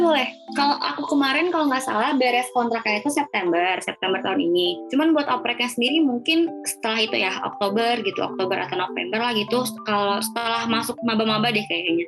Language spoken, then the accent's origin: Indonesian; Sumatra, Indonesia; moved away as an adult; now in Bandung, Indonesia; aku dari Sumatera